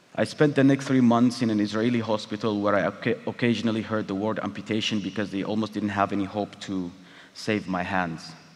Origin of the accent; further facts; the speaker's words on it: Eritrea; moved away as an adult; my home country, Eritrea